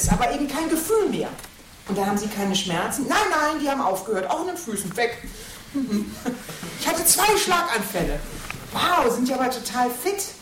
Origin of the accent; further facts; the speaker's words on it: Katowice, Silesian Voivodeship, Poland; born there; moved away; Ich bin in Katowice geboren. Katowice sagen sie heute.